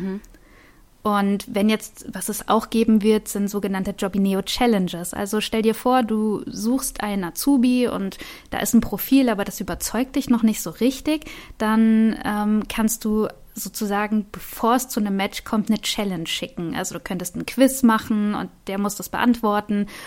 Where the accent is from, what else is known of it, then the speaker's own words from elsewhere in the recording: Wiesbaden, Hesse, Germany; ich komme ja aus Wiesbaden